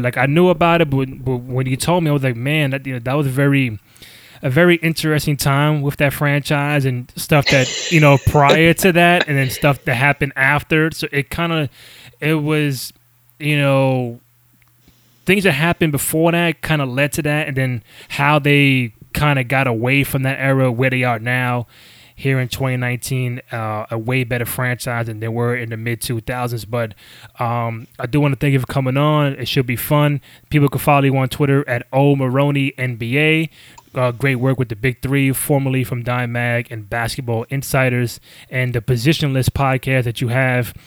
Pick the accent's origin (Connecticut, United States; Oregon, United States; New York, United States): New York, United States; living, growing up in New York